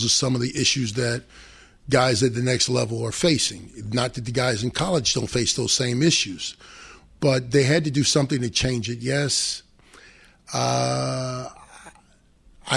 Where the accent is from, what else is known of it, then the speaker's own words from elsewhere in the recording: Cleveland, Ohio, United States; I grew up in Cleveland